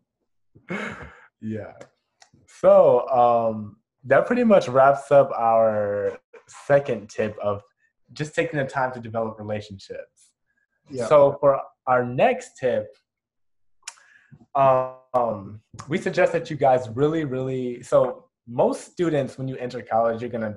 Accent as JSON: {"language": "English", "town": "Chicago", "region": "Illinois", "country": "United States", "moved": "yes", "said": "I'm from Chicago"}